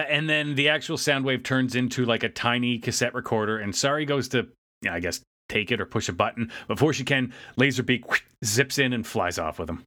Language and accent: English; Canada; as a Canadian